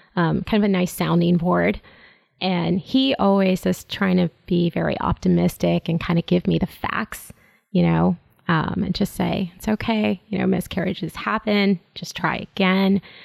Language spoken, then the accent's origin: English; Chicago, Illinois, United States; I'm born and raised in Chicago